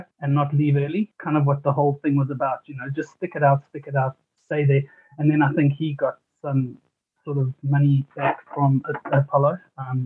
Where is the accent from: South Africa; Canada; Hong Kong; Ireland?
South Africa; Cape Town, Western Cape; moved away as an adult; also born or lived in Johannesburg, South Africa; now in New Zealand; I was born in Cape Town. Then when I was about 11, we moved up to Johannesburg.